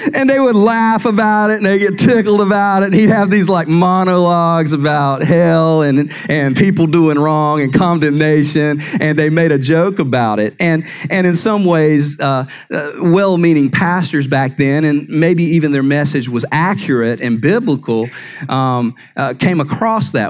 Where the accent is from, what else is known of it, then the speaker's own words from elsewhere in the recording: North Carolina, United States; moved away; I'm from North Carolina